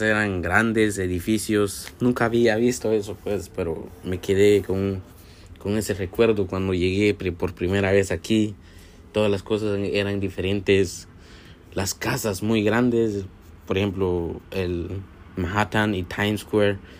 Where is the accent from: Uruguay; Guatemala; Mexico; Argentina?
Guatemala; now in Brooklyn, United States; a lo que vivía antes yo en mi país, en Guatemala